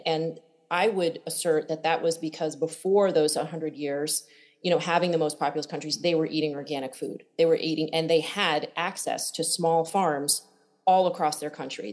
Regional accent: Connecticut, United States; I grew up in Connecticut uh, and barefoot, a big farm growing food

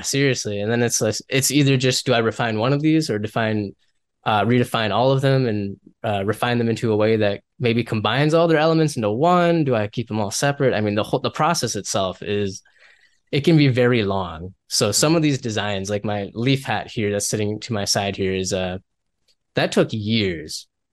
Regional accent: Minnesota, United States; I come from Minnesota.

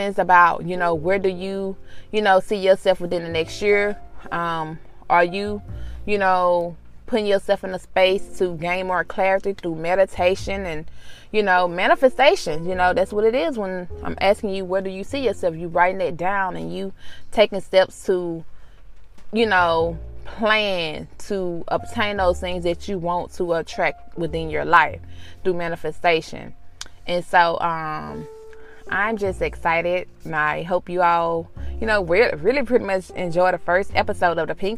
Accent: Mississippi, United States; being from Mississippi, we didn't have a lot of, you know, transits or something of that nature

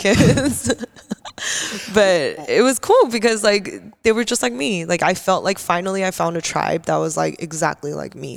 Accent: Simi Valley, California, United States; also born or lived in Canoga Park / Koreatown; I moved to Simi Valley for I think from like kindergarten.

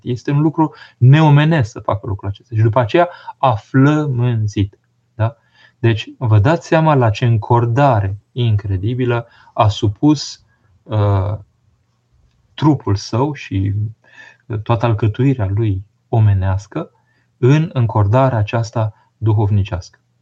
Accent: Romania; când eram mic în România comunistă

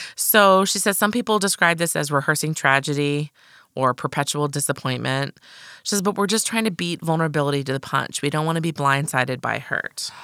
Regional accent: Midwest, United States; I was raised in the Midwest

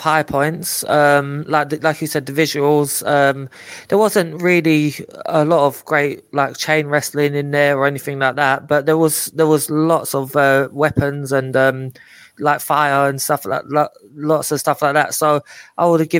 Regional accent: London, United Kingdom; I know I don't sound Scottish, but I am. I have a long heritage of it, but I was born in London.

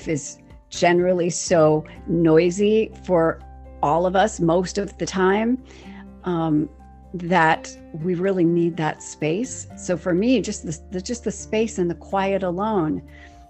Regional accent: Western Maryland, United States; I grew up in Western Maryland

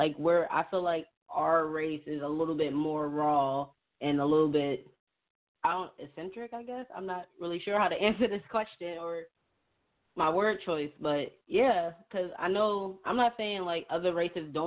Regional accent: Philadelphia, Pennsylvania, United States; I was born in Philly, all I know is, like, hood

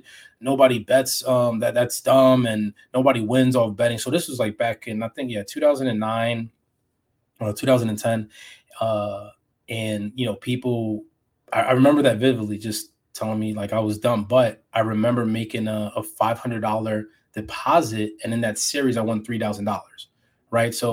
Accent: New York City, New York, United States; I grew up in New York City, so it was pretty much I had a different upbringing

